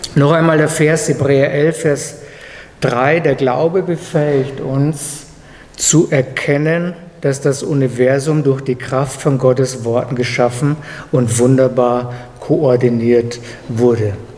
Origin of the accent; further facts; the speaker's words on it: Germany; als Deutscher